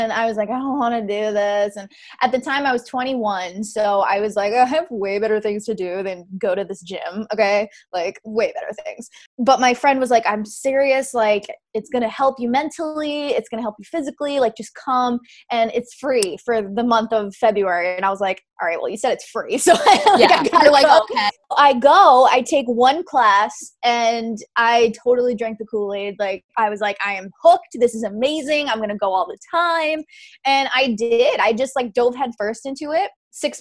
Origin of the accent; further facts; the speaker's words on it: Rhode Island, United States; I grew up in Rhode Island, still here, born and bred.